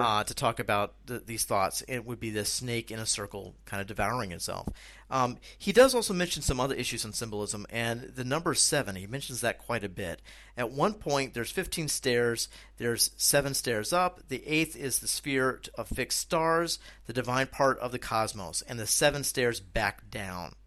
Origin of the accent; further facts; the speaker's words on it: United States; moved away as an adult; now in Czech Republic; what I'm doing here in the Czech Republic and the experiences that I'm having as an American expat.